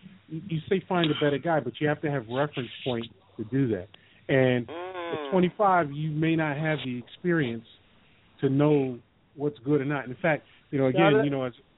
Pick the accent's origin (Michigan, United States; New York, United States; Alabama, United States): New York, United States; And I said, I'm from New York.